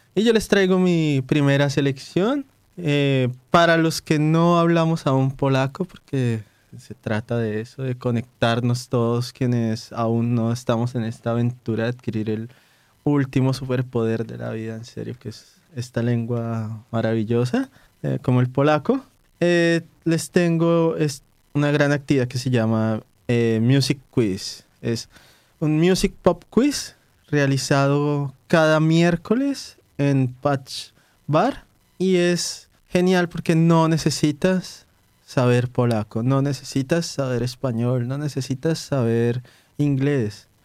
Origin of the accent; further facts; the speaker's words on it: Colombia; now in Warsaw, Poland; los colombianos por sí mismos no conocemos tantas cuestiones de, Colombia